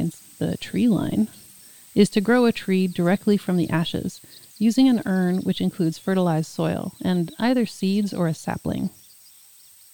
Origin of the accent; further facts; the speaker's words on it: California, United States; I'm such a Californian